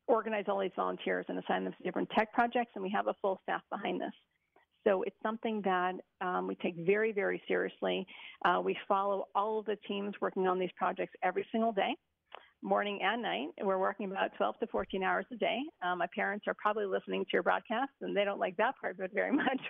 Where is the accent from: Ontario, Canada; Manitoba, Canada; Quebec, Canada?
Quebec, Canada; Montreal; now in Israel; Originally from Montreal